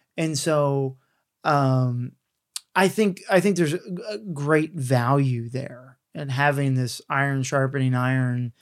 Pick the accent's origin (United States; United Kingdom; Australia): United States; the South; I grew up in the South